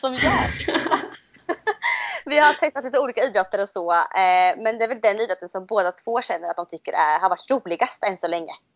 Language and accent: Swedish; Motala, Östergötland, Sweden; jag bor i Motala. Eh, det hör man nog på min dialekt tror jag, jag är från Östergötland. Ehm, och jag, har, jag är uppväxt här också